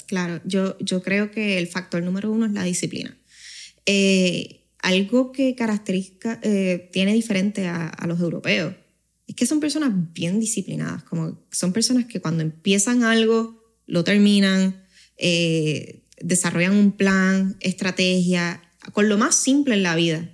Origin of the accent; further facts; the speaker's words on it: Puerto Rico; accent: boricua; also born or lived in Spain / Tenerife / Madrid / Badajoz; el haber tenido cierta parte de mi niñez allá y mi adolescencia en Puerto Rico